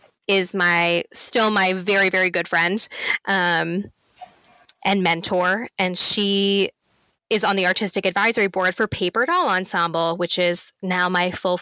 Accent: Limerick, Munster, Ireland; now in United States; And I was like, fine, whatever. I'm from Limerick.

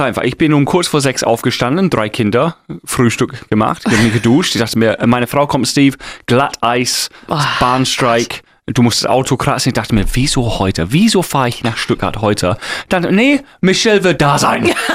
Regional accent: England, United Kingdom; German is a second language; moved away; Ich bin Engländer

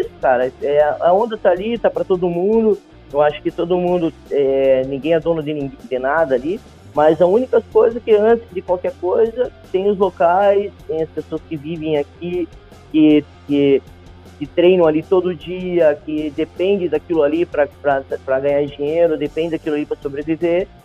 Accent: Matinhos, Paraná, Brazil; also born or lived in Curitiba / Portugal; Eu nasci em Curitiba, mas só nasci e vim para cá, para Matinhos. Minha mãe é professora aqui do município e eu convivi aqui nessa cidade por minha vida toda, praticamente

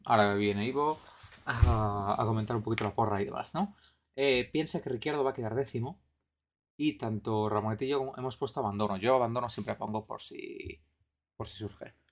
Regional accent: Spain; nosotros que somos españoles

